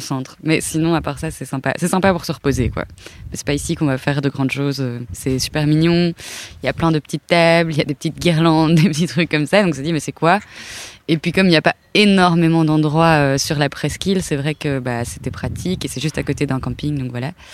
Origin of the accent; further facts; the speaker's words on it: Brussels, Brussels-Capital Region, Belgium; je viens de Bruxelles